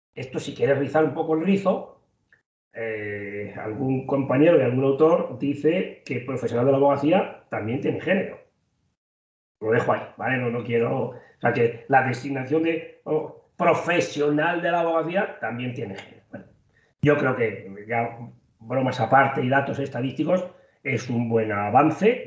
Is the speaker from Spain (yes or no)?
yes; Toledo, Castilla-La Mancha, Spain; en mi tierra, en mi zona, en Toledo